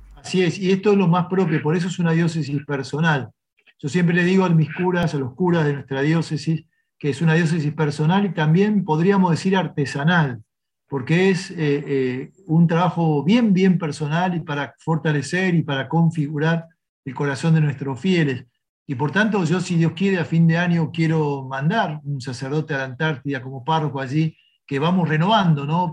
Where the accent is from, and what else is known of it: Argentina